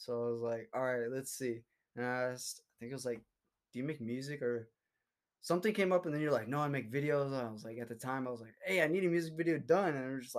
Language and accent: English; Seattle, Washington, United States; also born or lived in Russia / California; So I was born in Russia. Adopted when I was 2 years old by my mom. Well, actually, I have two moms. And so they adopted me when I was two. Came over. Lived in Seattle originally. Went to preschool, elementary, transferred to California